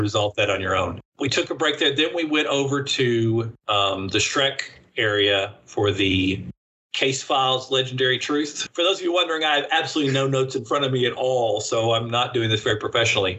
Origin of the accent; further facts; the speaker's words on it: United States; accent: American; I am speaking American when I should be speaking English